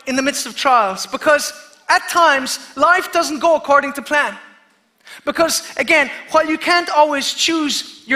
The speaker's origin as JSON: {"language": "English", "area": "Kerry", "region": "Munster", "country": "Ireland", "said": "I'm from Kerry"}